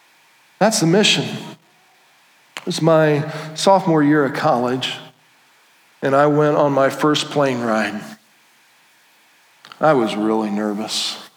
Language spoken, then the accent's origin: English; Indiana, United States; And it wasn't like, oh, I'm from Indiana, you guys are from California.